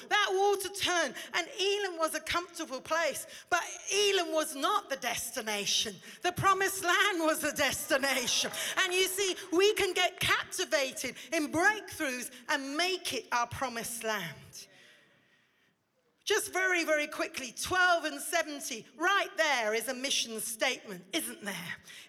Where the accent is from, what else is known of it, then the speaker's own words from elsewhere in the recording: India; now in Oxford, United Kingdom; You see, I grew up in India. I went to Indian school. I'm comfortable sitting cross-legged eating rice.